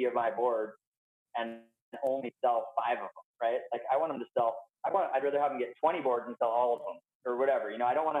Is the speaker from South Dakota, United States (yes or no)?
no; Santa Barbara, California, United States; I'm California. Like, I don't even, I grew up in Santa Barbara. Like, I'm from California, 100%.